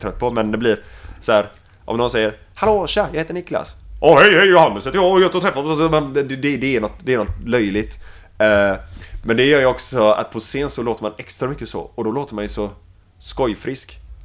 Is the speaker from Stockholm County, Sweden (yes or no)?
no; Mölndal, Västra Götaland, Sweden; accent: Gothenburg (göteborgska) / Mölndal; på svenska så pratar jag göteborgska.